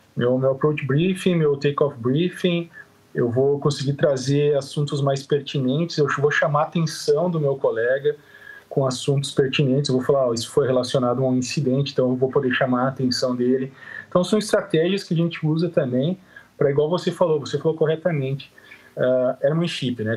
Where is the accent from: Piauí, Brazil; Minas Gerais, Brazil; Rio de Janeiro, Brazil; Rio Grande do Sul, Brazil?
Rio Grande do Sul, Brazil; Caxias do Sul; sou de Caxias do Sul, do Rio Grande do Sul